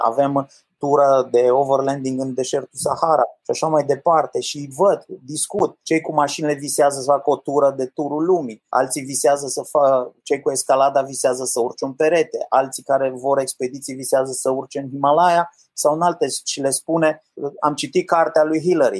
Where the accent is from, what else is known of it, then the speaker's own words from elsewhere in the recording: Cluj-Napoca, Cluj County, Romania; also born or lived in New Zealand / United States / Austria; Eu am copilărit în Cluj, mi-am mâncat cerneala în Cluj, cum s-ar spune, toate în Cluj